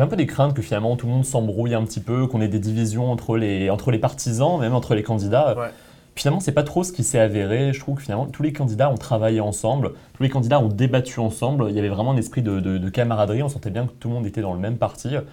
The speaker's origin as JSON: {"language": "French", "country": "France", "moved": "yes", "said": "En tant que Français"}